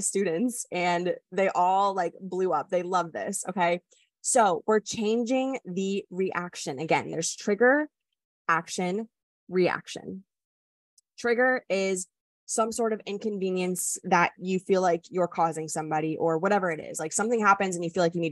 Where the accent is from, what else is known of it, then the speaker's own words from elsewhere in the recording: Wisconsin, United States; moved away; I'm also from the Midwest. Like, I grew up where everybody's like, oh, sorry, excuse me